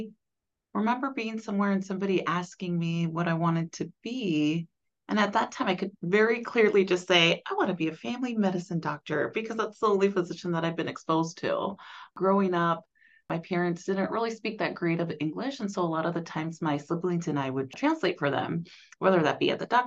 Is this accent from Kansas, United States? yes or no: yes; Hutchinson, Kansas, United States; I grew up in South Central Kansas. I grew up in Hutchinson, Kansas